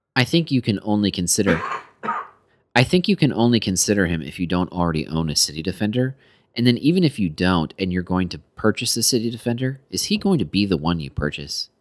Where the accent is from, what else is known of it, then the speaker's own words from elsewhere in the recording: United States; We are so American